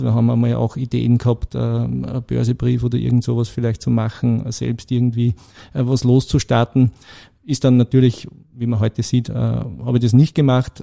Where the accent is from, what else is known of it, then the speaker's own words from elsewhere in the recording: Blindenmarkt, Lower Austria, Austria; moved away as an adult; now in Krenglbach, Austria; ich bin eigentlich ein gebürtiger Niederösterreicher okay. aus Blindenmarkt bei Amstetten.